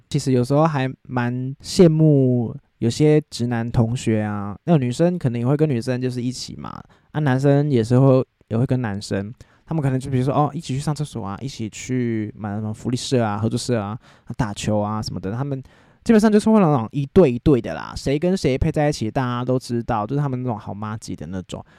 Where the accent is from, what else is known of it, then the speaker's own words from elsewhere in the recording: Taiwan; 我就是身在台湾，我就是， 就是生活在台湾那样